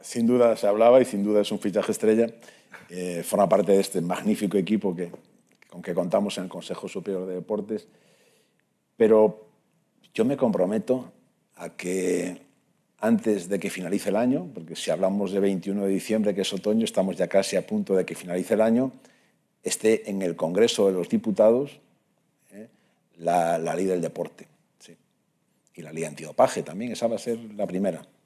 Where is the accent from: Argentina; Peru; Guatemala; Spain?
Spain; Monforte de Lemos, Galicia; El equipo de mi pueblo es el Lemos, que estuvo en tercera división durante mucho tiempo, incluso pudo ascender a segunda B en su momento, pero que ahora está en regional